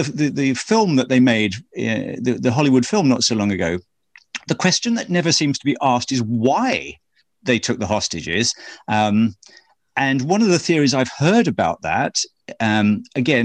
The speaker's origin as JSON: {"language": "English", "country": "United Kingdom", "said": "I'm British"}